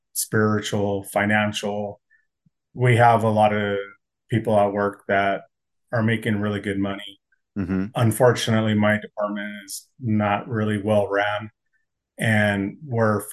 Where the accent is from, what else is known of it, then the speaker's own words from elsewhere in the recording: California, United States; now in Denver, United States; I grew up in California